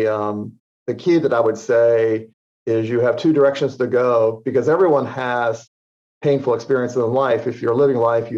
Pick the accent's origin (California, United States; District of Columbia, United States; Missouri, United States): District of Columbia, United States; Washington; I grew up in the Washington, D.C. area